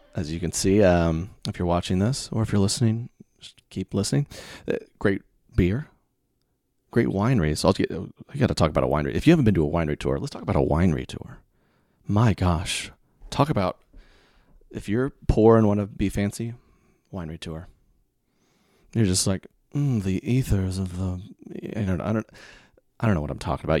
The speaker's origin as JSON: {"language": "English", "region": "the South", "country": "United States", "said": "I'm from the South"}